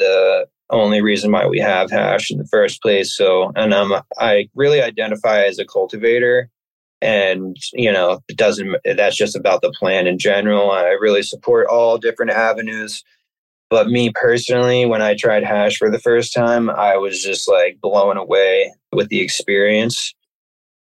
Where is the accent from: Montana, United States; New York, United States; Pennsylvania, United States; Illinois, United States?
Pennsylvania, United States; suburbs of Philadelphia; moved away as an adult; now in Maine, United States; I'm from the suburbs of Pennsylvania, about 45 minutes or so outside of Philadelphia